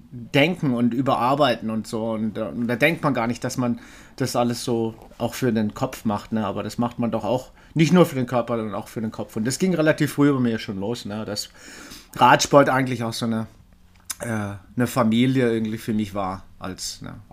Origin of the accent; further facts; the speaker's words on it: Freiburg, Baden-Württemberg, Germany; dann in Deutschland tausendmal umgezogen, weil mein Vater war Küchenchef. Äh, aber man kann mich doch als Freiburger irgendwie, ja, beschimpfen, sozusagen.